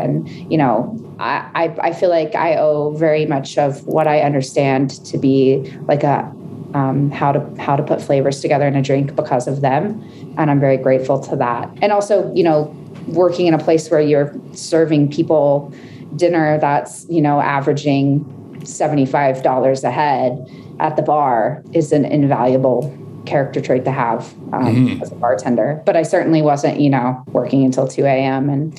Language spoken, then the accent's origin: English; Chattanooga, Tennessee, United States; now in Denver, United States; Yeah, I moved to Denver from Chattanooga, Tennessee 5 years ago.